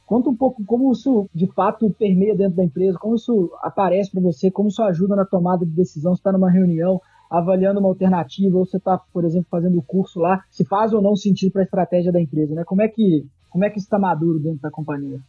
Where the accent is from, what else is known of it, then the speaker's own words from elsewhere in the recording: Minas Gerais, Brazil; now in São Paulo, Brazil; Eu sou mineiro